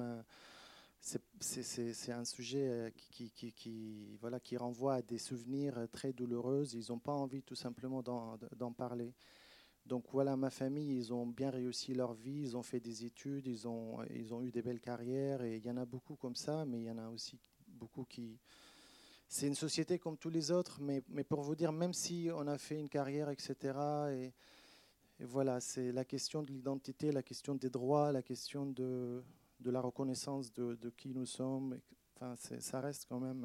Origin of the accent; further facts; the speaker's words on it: Shefa-'Amr, Northern District, Israel; moved away as an adult; also born or lived in Rome, Italy; now in France; Shfaramer, donc ma ville natale